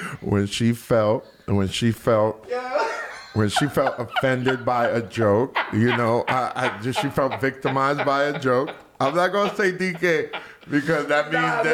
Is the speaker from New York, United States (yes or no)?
yes; New York City, New York, United States; I'm from Soundview